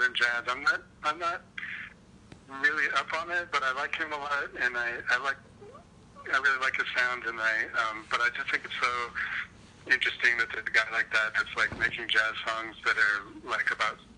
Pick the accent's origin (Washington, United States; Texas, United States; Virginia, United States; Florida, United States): Washington, United States; Seattle; here in Seattle, I'm from Seattle